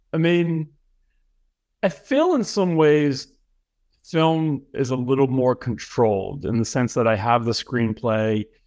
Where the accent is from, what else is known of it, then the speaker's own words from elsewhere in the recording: Boston, Massachusetts, United States; moved away as an adult; also born or lived in Los Angeles; I'm from Boston, Mass. I went to high school there. I went to college there